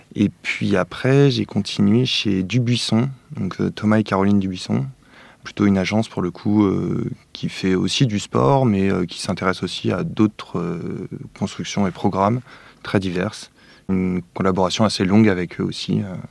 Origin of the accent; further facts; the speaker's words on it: Paris, Île-de-France, France; j'ai grandi plutôt à Paris